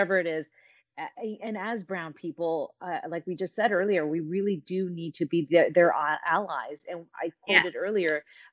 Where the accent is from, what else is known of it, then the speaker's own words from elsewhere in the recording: Canada; We're so Canadian